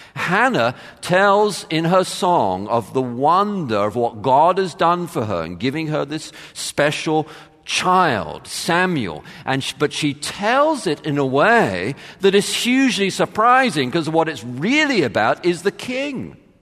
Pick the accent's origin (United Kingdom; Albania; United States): United Kingdom; suburbs of London; moved away; my home church at the time. I grew up in the Church of England and it was a, a, a, a very kind of typical Church of England church, um, in the suburbs of London